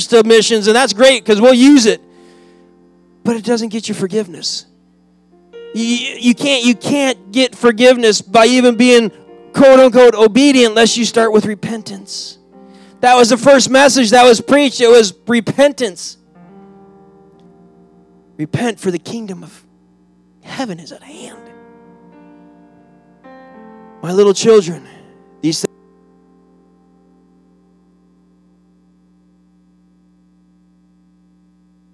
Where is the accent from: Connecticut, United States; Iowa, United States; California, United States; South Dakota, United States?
Iowa, United States; moved away; I grew up in Iowa, where they actually have four seasons.